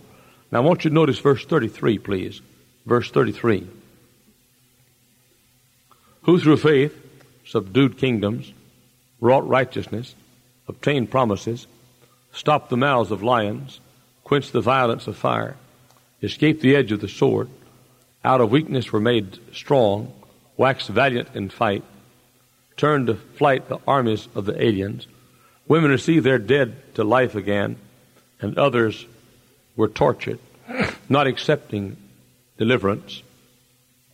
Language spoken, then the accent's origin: English; United States; born or raised there